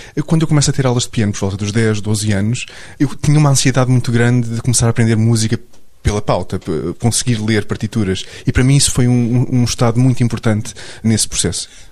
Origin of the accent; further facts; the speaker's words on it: Portugal; o meu A D N enquanto português